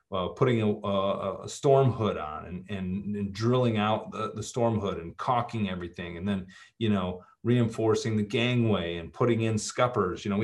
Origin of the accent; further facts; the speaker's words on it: Midwest, United States; Growing up in the Midwest, my my father being a factory worker, my mom being a bus driver, very practical people.